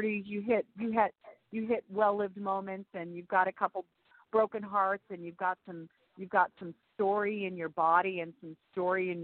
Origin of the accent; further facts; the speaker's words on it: Arizona, United States; also born or lived in Massachusetts; now in New York City, United States; I was raised in Arizona